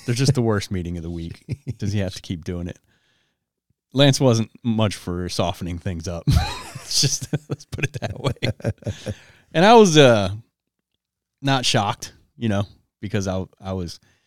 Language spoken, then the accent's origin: English; Detroit, Michigan, United States; moved away; also born or lived in Las Vegas; I'm from Detroit